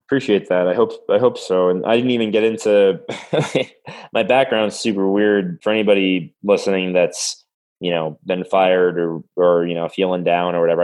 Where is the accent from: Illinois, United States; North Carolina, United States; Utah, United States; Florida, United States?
Florida, United States; South; now in Colorado, United States; I'm from South Florida